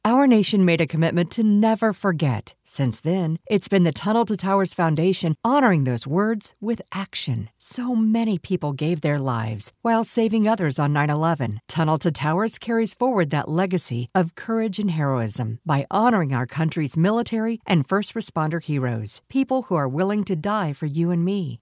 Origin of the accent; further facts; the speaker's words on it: Houston, Texas, United States; also born or lived in Beaumont, Texas; I was born in Houston and spent, like, the first six or eight months of my life living in Beaumont